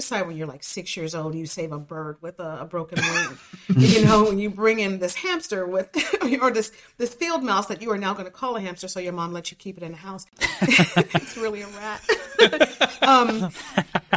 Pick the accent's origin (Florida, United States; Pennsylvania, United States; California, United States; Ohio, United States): Ohio, United States; Cleveland; being a little African-American girl growing up in Cleveland